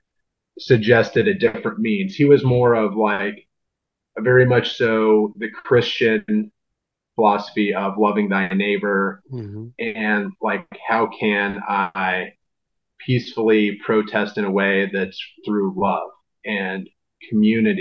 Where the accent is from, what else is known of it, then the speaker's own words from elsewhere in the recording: Southern Illinois, United States; moved away as an adult; now in St. Louis, United States; I grew up in Southern Illinois, like an hour and a half away from St. Louis.